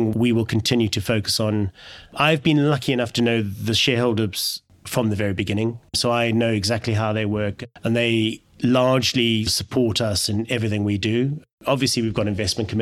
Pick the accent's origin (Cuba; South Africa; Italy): South Africa; moved away; I'm originally from South Africa